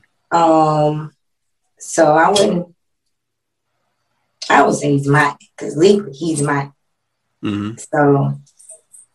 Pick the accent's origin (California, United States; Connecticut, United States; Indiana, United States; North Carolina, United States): North Carolina, United States; also born or lived in Brooklyn, New York; I'm from North Carolina